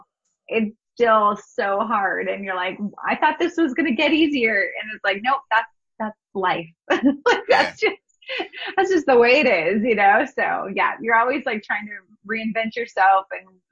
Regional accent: North Dakota, United States; I'm from the United States, and, you know, growing up, we lived in Northern US. So North Dakota is where I was raised

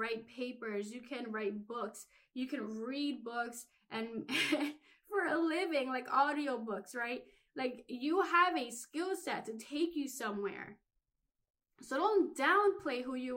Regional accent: Philadelphia, Pennsylvania, United States; I grew up in Philly

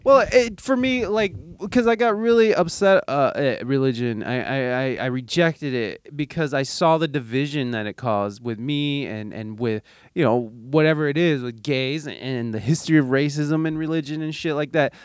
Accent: United States; as an American

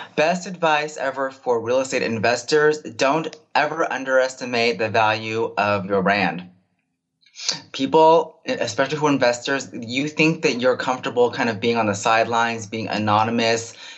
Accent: Bay Area, California, United States; am born and raised in the Bay Area

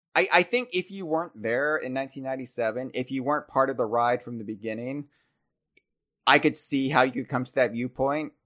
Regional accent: United States; being American, being in the Americas

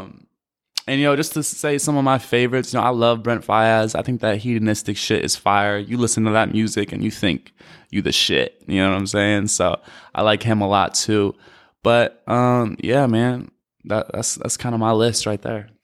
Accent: Madison, Wisconsin, United States; I'm from Madison, Wisconsin

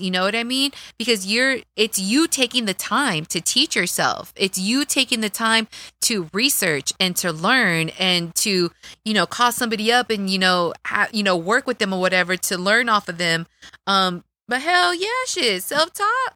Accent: Dallas, Texas, United States; accent: Texas accent; moved away as an adult; also born or lived in Sacramento; I come from East Dallas

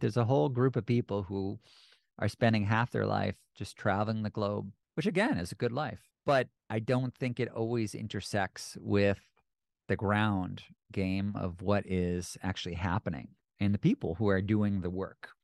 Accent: United States; speaking as an American

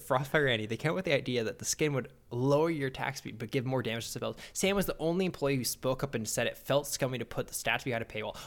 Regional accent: Canada; I'm a Canadian.

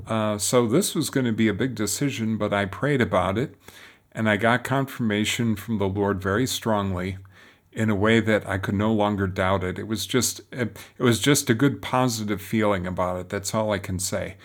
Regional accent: Detroit, Michigan, United States; moved away as an adult; now in Rome, Italy; I was born and raised in Detroit.

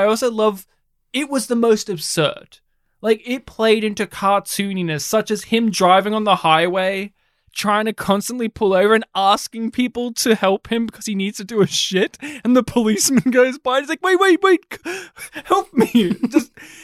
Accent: Australia; my hometown in rural Australia

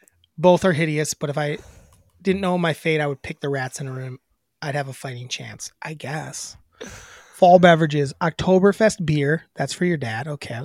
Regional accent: Oregon, Wisconsin, United States; It's in my hometown. Is my hometown.

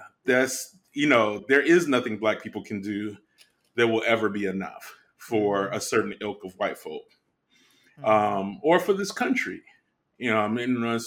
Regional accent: Midwest, United States; I grew up in the Midwest.

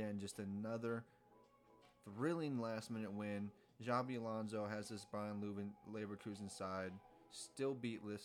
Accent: United States; as an American

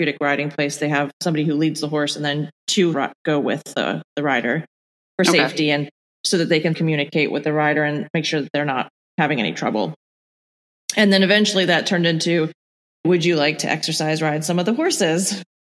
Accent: Ireland; born there; moved away; also born or lived in Bahamas / England; I was born in Ireland and grew up in a bunch of different places

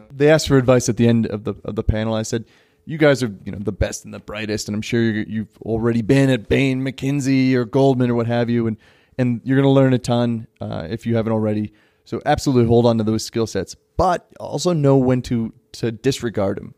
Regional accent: United States; also born or lived in Parkhurst, Johannesburg, South Africa; now in Johannesburg, South Africa; I am American and, you know, I live in Parkhurst

